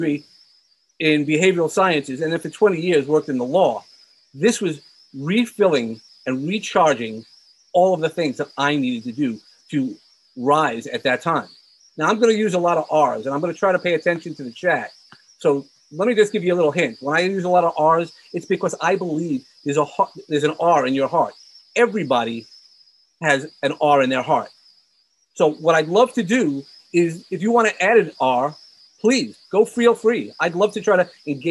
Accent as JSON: {"language": "English", "town": "New York City", "region": "New York", "country": "United States", "tie": "born or raised there", "said": "I grew up in Brooklyn, so I'm a New Yorker from heart"}